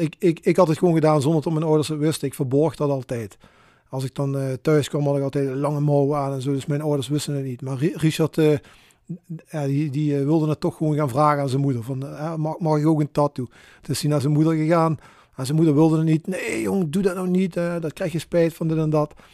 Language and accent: Dutch; Maastricht, Limburg, Netherlands; geboren en getogen in Maastricht.